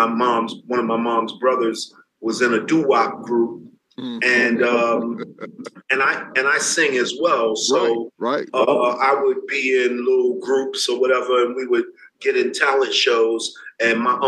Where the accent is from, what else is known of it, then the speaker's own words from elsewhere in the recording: New York City, New York, United States; I'm from the Bronx, New York.